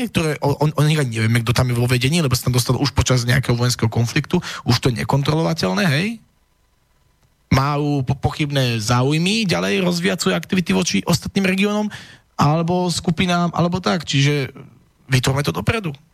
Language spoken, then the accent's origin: Slovak; eastern Slovakia, Slovakia; ja som z východu a mám ísť uh, potom v prípade vojny uh, niekde budem odvelený a kto bude brániť môj východ, kto bude brániť moju dedinu.